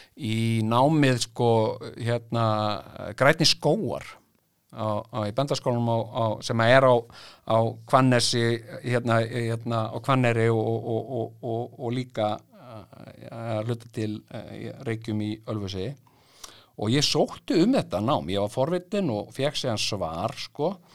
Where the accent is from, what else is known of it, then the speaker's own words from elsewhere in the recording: Iceland; ég verði hópi íslendinga